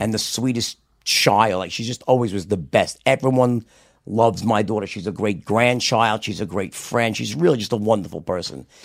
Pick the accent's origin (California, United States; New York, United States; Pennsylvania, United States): New York, United States; accent: New York; me with my New York accent